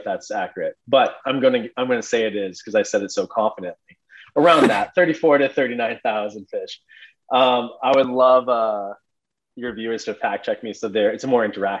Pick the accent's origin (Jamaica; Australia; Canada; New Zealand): Canada; Edmonton, Alberta; I would visit the Cayman Islands every winter, like I said, growing up in Edmonton till I was 6 years old.